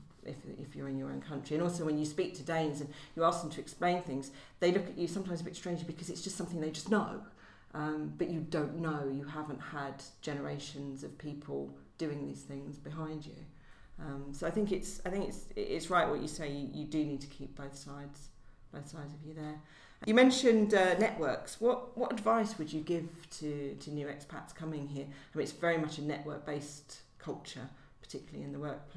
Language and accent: English; United Kingdom; moved away as an adult; also born or lived in London; now in Denmark; I'm still British